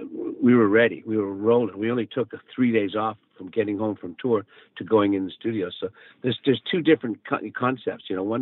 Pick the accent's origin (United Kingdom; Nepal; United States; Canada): Canada; Calgary, Alberta; we came to Vancouver from Calgary to record and actually to get together with Bruce Allen, our manager